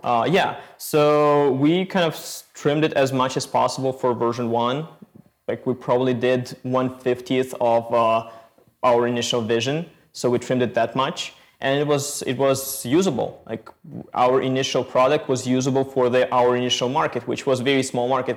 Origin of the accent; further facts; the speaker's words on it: Ukraine; moved away; We are originally from Ukraine.